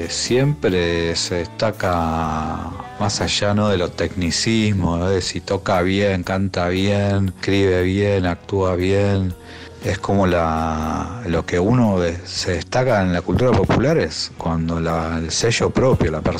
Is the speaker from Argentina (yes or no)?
yes; Buenos Aires, Argentina; soy actor, soy de Burlingame, Buenos Aires.